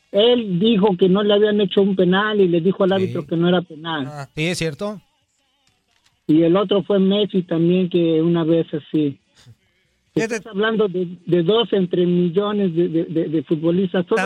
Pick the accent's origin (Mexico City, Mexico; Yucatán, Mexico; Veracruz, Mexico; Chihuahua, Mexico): Mexico City, Mexico; brother. Soy del DF.